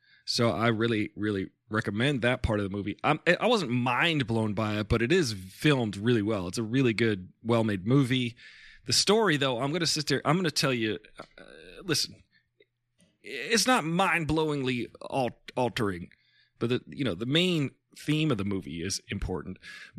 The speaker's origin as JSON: {"language": "English", "country": "India", "said": "We're from India."}